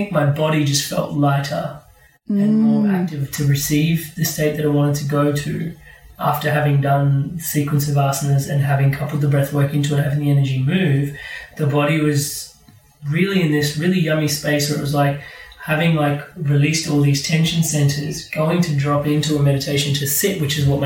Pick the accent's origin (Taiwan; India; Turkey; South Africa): India; Being Indian